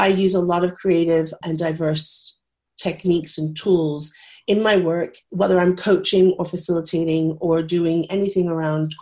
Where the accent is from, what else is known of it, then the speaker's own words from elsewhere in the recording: United States; moved away as an adult; now in United Kingdom; I am American, but I have been living in the UK for 26 years